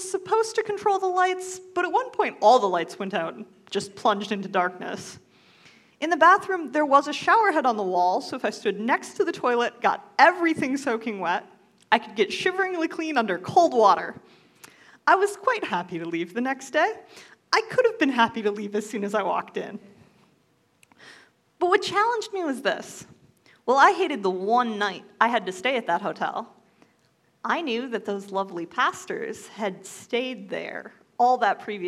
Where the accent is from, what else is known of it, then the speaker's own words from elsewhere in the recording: United States; as an American, I had so ridiculously much